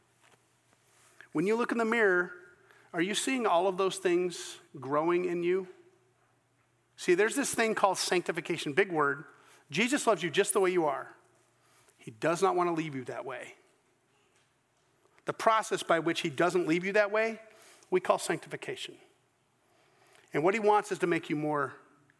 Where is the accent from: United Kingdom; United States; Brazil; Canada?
United Kingdom; Scotland; I'm Scottish